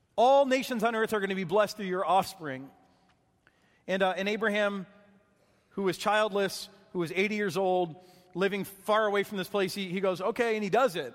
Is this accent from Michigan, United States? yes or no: yes; Michigan, United States; growing up in Michigan, there were lots of lakes